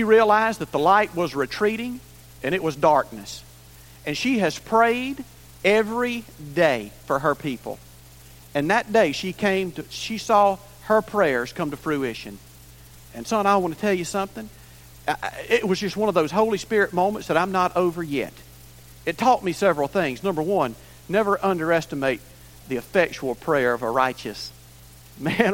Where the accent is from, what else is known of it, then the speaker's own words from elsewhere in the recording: Cururupu, Maranhão, Brazil; moved away; I was in my hometown of Cururupu, Maranhão, Brazil